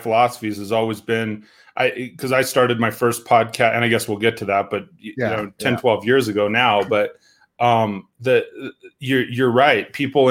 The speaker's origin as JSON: {"language": "English", "town": "Steamboat Springs", "region": "Colorado", "country": "United States", "tie": "born or raised there", "said": "raised in Steamboat Springs, mostly started skiing when I was like seven"}